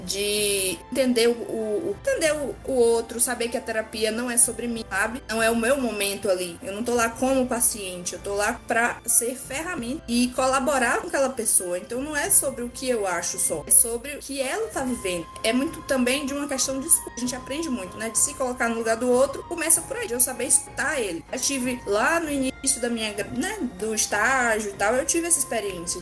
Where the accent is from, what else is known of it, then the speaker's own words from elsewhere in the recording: Santana, Bahia, Brazil; Sou de Santana, Bahia.